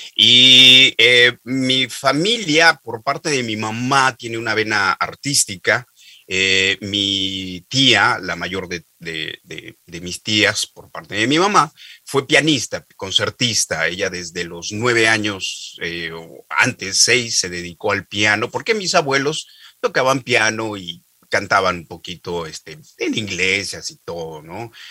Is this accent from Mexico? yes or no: yes; Oaxaca, Mexico; also born or lived in Mexico City; yo soy de Oaxaca, que es un estado al sureste de la República Mexicana